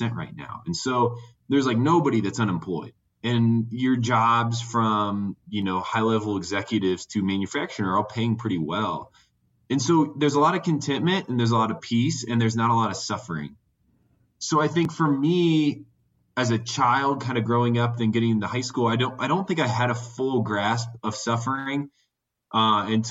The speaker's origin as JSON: {"language": "English", "town": "Warsaw", "region": "Indiana", "country": "United States", "tie": "born or raised there", "said": "I am from Warsaw"}